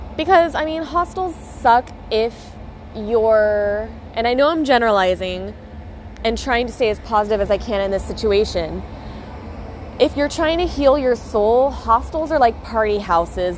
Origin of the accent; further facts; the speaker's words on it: United States; moved away as an adult; now in Australia; I'm from the States